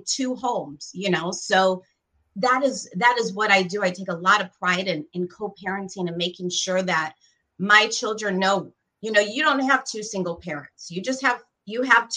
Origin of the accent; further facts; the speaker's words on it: Gary, Indiana, United States; also born or lived in Tampa, Florida; I'm very proud to be from the 219. You know, I've shared before, I was born in Gary, Indiana, to two incredible Puerto Rican parents